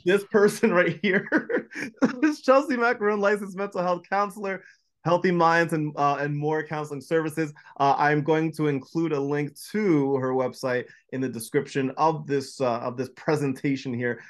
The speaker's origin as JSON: {"language": "English", "region": "New Jersey", "country": "United States", "tie": "born or raised there", "said": "I was born and raised in New Jersey"}